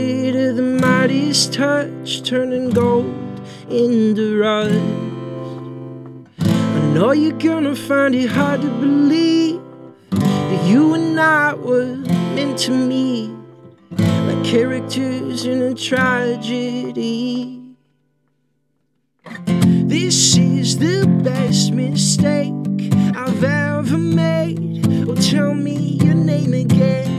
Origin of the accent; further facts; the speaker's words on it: Tulsa, Oklahoma, United States; moved away as an adult; now in Nashville, United States; I grew up in Tulsa.